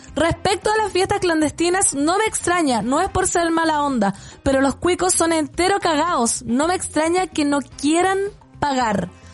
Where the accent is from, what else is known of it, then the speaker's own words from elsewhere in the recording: Putaendo, Valparaíso, Chile; mi pueblo putaendo